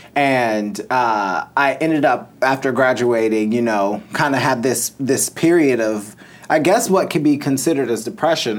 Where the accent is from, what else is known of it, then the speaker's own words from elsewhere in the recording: Mundelein, Illinois, United States; now in Los Angeles, United States; I'm from Mundelein.